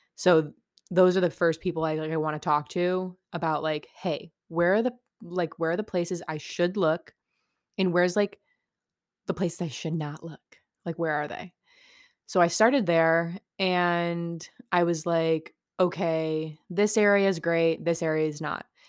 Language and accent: English; upstate New York, United States; I'm from New York, upstate, not the city